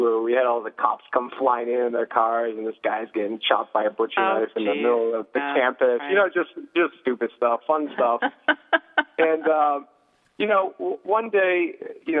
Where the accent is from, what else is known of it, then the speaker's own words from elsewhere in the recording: Pelham, New Hampshire, United States; also born or lived in San Jose, California / Nashua, New Hampshire / Salem, New Hampshire / Las Vegas, Nevada; I was born in San Jose, California, 1 year old. We moved here, Nashua, Salem. I grew up in the surrounding areas and then Pelham, and then went to middle school and high school